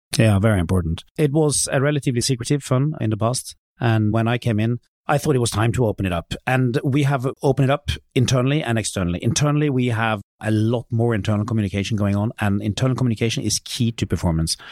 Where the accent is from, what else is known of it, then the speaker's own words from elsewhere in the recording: Norway; my hometown in Norway where I grew up